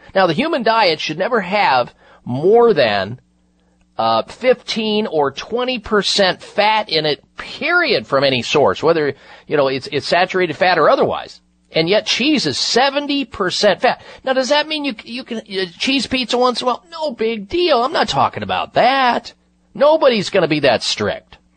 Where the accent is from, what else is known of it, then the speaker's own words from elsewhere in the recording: Midwest, United States; moved away; I grew up in the Midwest